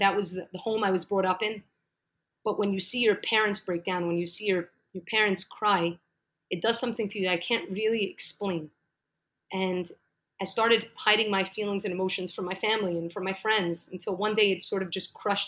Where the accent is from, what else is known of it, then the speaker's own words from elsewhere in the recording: New York City, New York, United States; moved away as an adult; now in Jerusalem; So actually, I'm from New York, from Brooklyn, New York. I've lived there for 35 amazing years